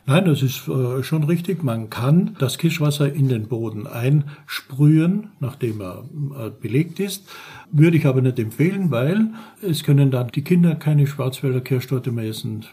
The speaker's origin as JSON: {"language": "German", "town": "St. Paul im Lavanttal", "region": "Carinthia", "country": "Austria", "tie": "born or raised there", "moved": "yes", "lives_now": "Black Forest, Germany", "said": "ich bin ein geborener Österreicher, komme aus Kärnten im Lavantal, St. Paul"}